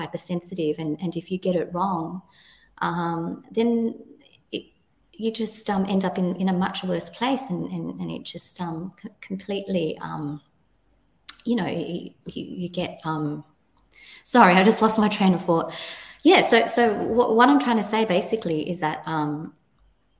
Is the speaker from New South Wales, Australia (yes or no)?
yes; Sydney, New South Wales, Australia; moved away as an adult; now in New Zealand; I feel that I am Australian, and now I'm a New Zealander